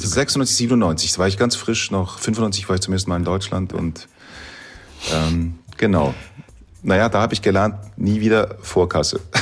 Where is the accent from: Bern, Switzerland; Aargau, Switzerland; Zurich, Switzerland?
Zurich, Switzerland; Dietikon; in meiner Heimatstadt, in Dietikon, wo ich aufgewachsen bin